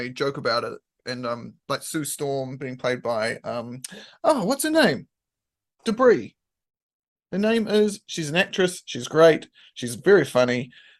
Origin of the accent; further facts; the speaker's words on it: England, United Kingdom; I grew up in England